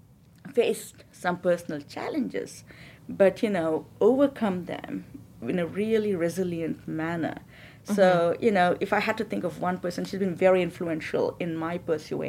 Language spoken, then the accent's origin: English; India; moved away as an adult; I come from India. I have lived here probably almost the same amount of time as I've been